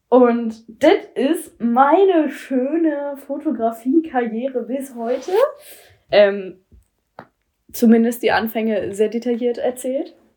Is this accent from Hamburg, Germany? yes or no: yes; Hamburg, Germany; Ich komme aus Hamburg.